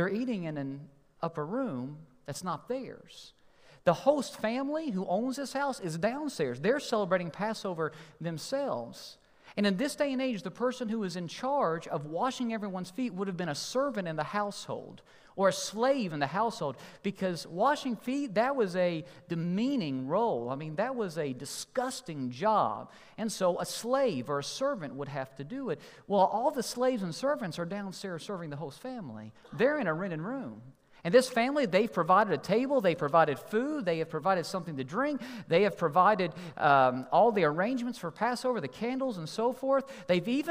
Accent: Kentucky, United States; I'm from Kentucky

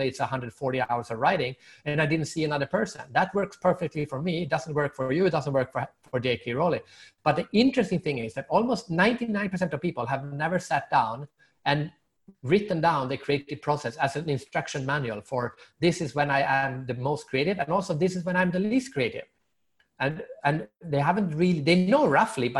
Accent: Sweden; I'm from Sweden and I'm Swedish

